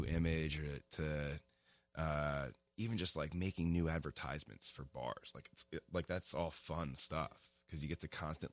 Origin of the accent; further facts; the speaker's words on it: Abington, Pennsylvania, United States; now in Lancaster, United States; I was born in Abington, Pennsylvania in 1986. It's just outside of Philly, and now I reside in Lancaster downtown